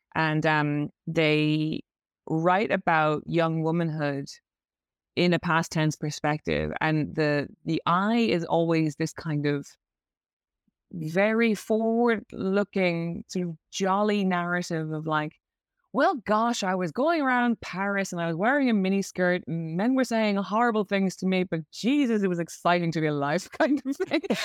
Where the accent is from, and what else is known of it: Ireland; accent: Irish; moved away as an adult; now in London, United Kingdom